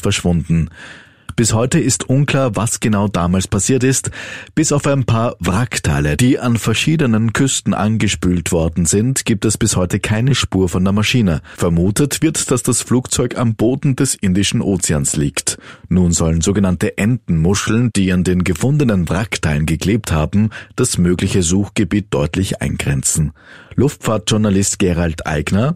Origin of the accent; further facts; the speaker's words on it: Austria; bei uns in Österreich